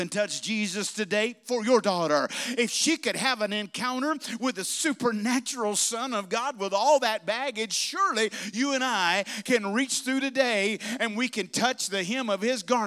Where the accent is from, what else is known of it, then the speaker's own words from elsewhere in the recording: Bessemer, Alabama, United States; moved away; When I was a boy growing up, we were kids growing up in Alabama, we'd have camp meeting there in Bessemer